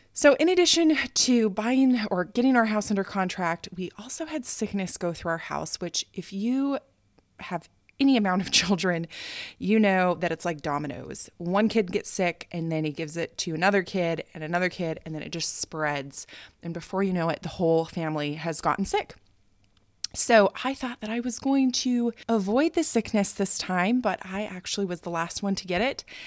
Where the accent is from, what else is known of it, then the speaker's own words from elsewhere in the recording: United States; moved away as an adult; now in Japan; as an American